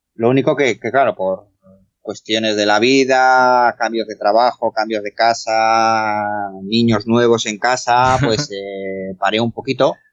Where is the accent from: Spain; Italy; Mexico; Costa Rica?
Spain; nací aquí en España